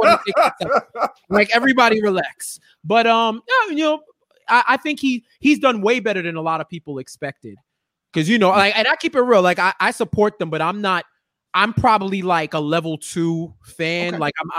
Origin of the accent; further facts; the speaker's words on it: New York City, New York, United States; I'm from Queens